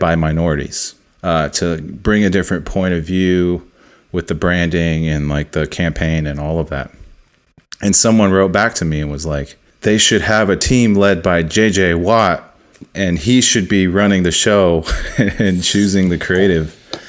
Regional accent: Dallas, Texas, United States; now in Atlanta, United States; I'm from Texas. I know that because I grew up in Dallas

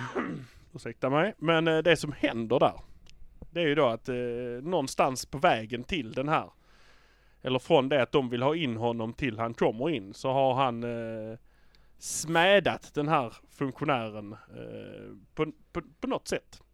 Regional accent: Malmö, Skåne, Sweden; vi är från Malmö

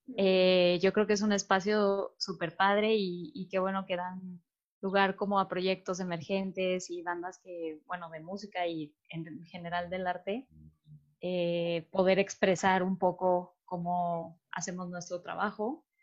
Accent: Mexico City, Mexico; los cuatro somos de la Ciudad de México

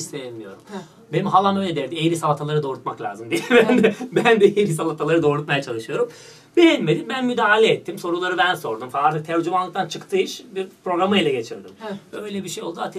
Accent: North Macedonia; moved away as an adult; Makedonya'daydım. 2008'e kadar Makedonya'daydım.

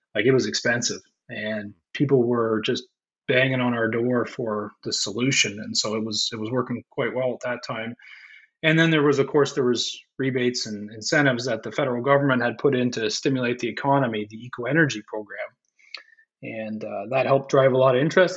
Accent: St. Catharines, Ontario, Canada; I grew up in St. Catharines

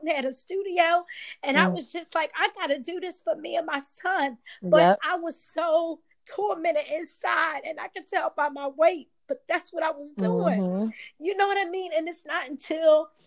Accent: Philadelphia, Pennsylvania, United States; us growing up in Philly, we both have our own individual stories and how we was brought up

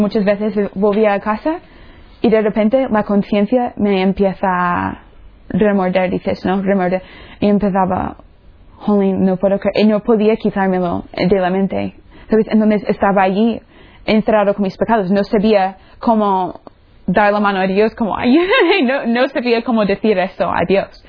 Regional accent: Florida, United States; Spanish is a second language; moved away; soy de los Estados Unidos, de la, del estado La Florida

